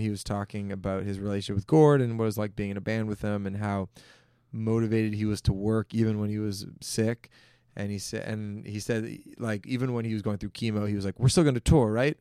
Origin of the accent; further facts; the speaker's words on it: Toronto, Ontario, Canada; also born or lived in Hamilton, Ontario; I grew up in Toronto, downtown Toronto.